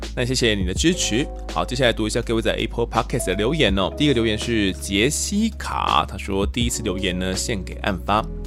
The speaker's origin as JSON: {"language": "Chinese", "region": "Kaohsiung", "country": "Taiwan", "tie": "born or raised there", "moved": "yes", "said": "一个是我本身是高雄人嘛"}